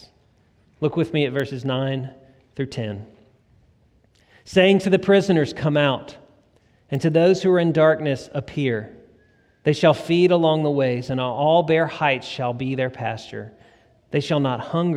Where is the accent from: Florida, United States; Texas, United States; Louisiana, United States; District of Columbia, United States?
Louisiana, United States; West Feliciana Parish; now in Claiborne County, Mississippi, United States; growing up in West Feliciana Parish in Louisiana, and now I've spent a little bit more time here in Claiborne County, Mississippi